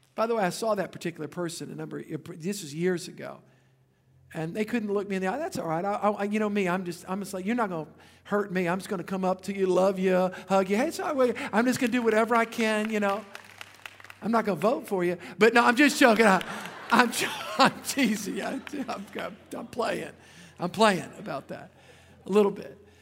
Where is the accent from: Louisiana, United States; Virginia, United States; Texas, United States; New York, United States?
Louisiana, United States; I'm from Louisiana